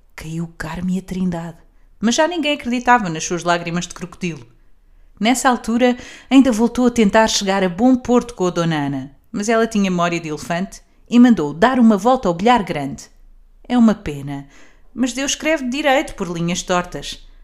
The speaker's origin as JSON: {"language": "Portuguese", "country": "Portugal"}